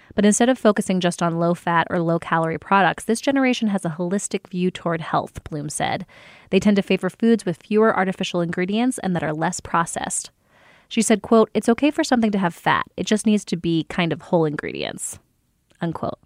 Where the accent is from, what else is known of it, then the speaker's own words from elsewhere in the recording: New Jersey, United States; I grew up with in the South Jersey, not far from Philadelphia area